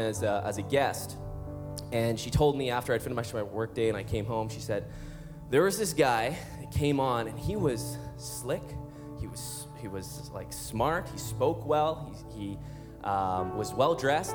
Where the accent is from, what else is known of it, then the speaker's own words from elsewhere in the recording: Calgary, Alberta, Canada; we're from Calgary, Alberta